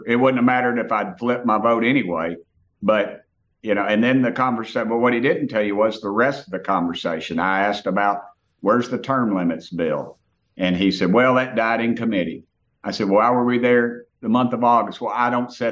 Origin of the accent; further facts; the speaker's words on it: Tennessee, United States; I come from Tennessee